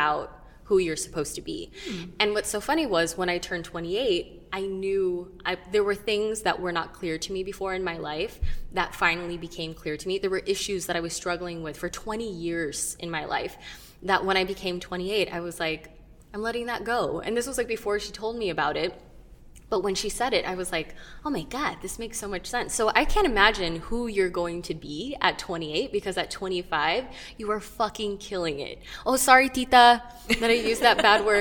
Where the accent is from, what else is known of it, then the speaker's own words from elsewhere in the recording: United States; I'm Filipino-American, and I grew up with a lot of, you know, knowing Filipino traditions